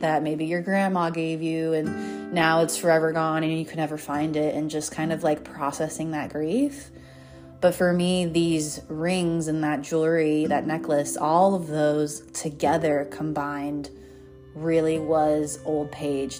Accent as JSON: {"language": "English", "town": "Golden", "region": "Colorado", "country": "United States", "tie": "born or raised there", "moved": "yes", "said": "my old self in my hometown"}